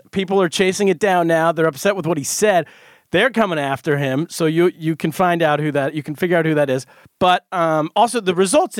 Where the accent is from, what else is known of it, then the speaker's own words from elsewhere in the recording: California, United States; we grew up in California.